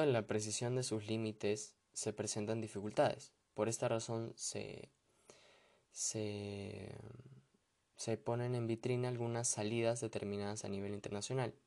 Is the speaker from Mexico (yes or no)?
no; Peru